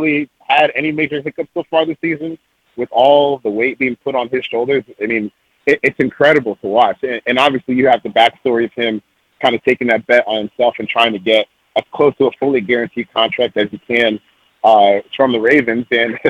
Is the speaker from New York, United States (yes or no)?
no; Jessup, Maryland, United States; also born or lived in Decatur, Georgia; I was born in Decatur, Georgia, outside Atlanta. But we moved to Jessup when I was pretty young.